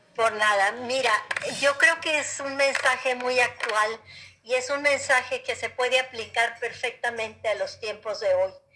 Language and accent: Spanish; Mexico; los mexicanos